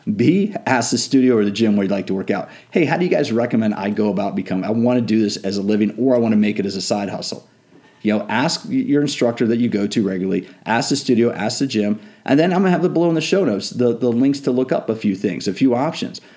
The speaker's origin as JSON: {"language": "English", "town": "Washington", "region": "District of Columbia", "country": "United States", "tie": "born or raised there", "said": "I grew up in the Washington D.C. area, so I grew up around politics."}